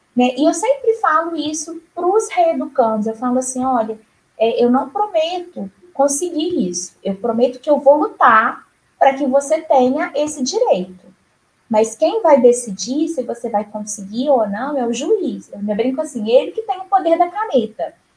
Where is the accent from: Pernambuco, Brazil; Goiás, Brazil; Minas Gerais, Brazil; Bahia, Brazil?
Minas Gerais, Brazil; Juiz de Fora; moved away as an adult; now in Palmas, Brazil; eu me formei em Juiz de Fora, Minas Gerais, onde eu nasci e vivi até então.